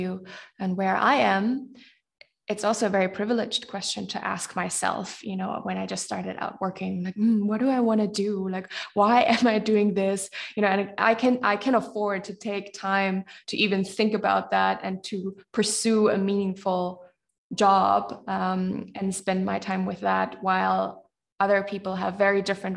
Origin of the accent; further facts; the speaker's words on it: Germany; here where I grew up in and around Germany